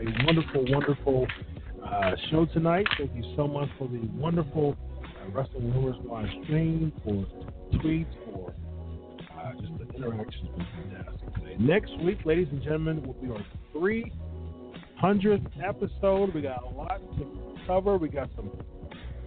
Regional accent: Ohio, United States; my home state, actually, in Ohio

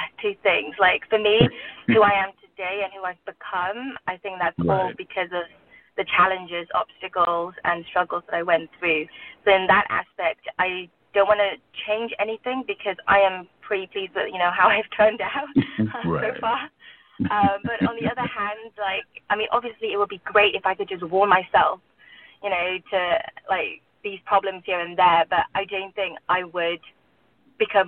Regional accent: England, United Kingdom; also born or lived in Burma / London; now in Los Angeles, United States; I grew up in England

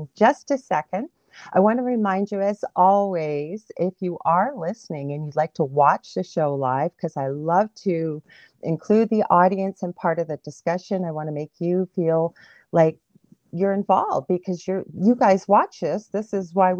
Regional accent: Canada; I'm a Canadian clairvoyant medium

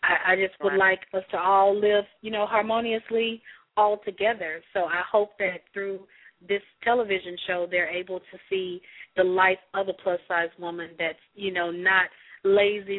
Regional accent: Mississippi, United States; I'm from Mississippi

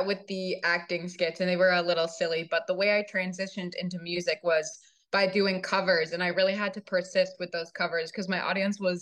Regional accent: Virginia, United States; accent: Virginia, Southern; I grew up in Virginia, and I do catch myself in some moments. I do have a little bit of a, you know, Virginia accent. It's sounding a little more Southern than I would like

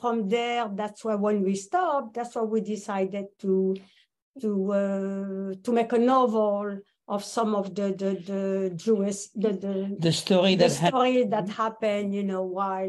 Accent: Paris, Île-de-France, France; also born or lived in Los Angeles, United States; now in United States; I was born in Paris. And then I moved on to the USA like 46 years ago.

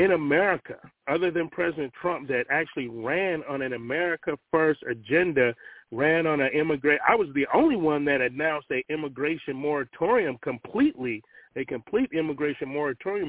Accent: Cleveland, Ohio, United States; moved away as an adult; also born or lived in Virginia; Born and raised in Cleveland, Ohio, spent 27 years

